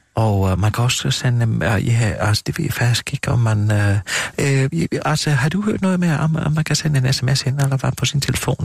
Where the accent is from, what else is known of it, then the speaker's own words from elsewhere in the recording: Gram, Southern Denmark, Denmark; moved away; jeg er født og opvokset i Kram